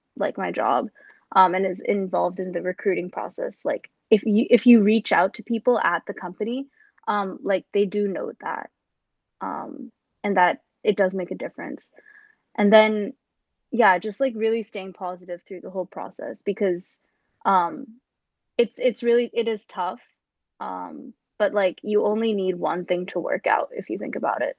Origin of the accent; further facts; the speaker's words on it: India; moved away as an adult; now in New York City, United States; I was coming from India